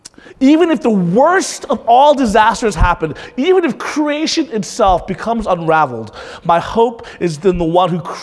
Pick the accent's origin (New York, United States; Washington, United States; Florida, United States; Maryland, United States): Florida, United States; Panama City; moved away; I'm from Panama City. That's my hometown.